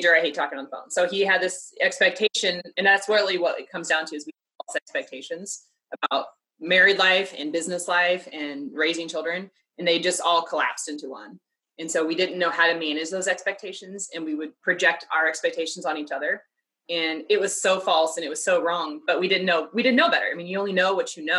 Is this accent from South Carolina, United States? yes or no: no; Kansas City, Missouri, United States; I'm from Kansas City